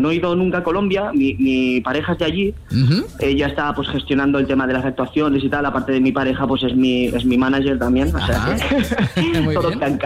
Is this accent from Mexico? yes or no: no; Barcelona, Catalonia, Spain; Yo soy de Barcelona